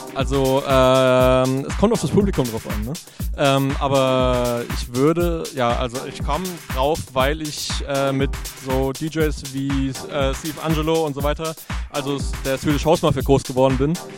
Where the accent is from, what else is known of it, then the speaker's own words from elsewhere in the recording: Frankfurt, Hesse, Germany; now in Wiesbaden, Germany; bin Frankfurter, wohne in Wiesbaden